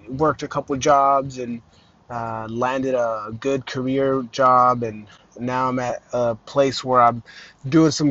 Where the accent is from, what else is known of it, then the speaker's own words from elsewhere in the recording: Mesa, Arizona, United States; also born or lived in Los Angeles, California; I am from Mesa, Arizona. I was raised there. I was born in Los Angeles, California to immigrant parents from Mexico. And yeah, I grew up in Arizona